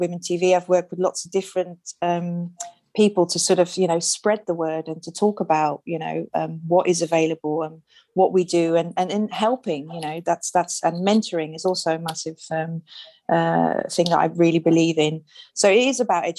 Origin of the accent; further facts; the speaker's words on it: Netherlands; moved away; my background, I'm from Holland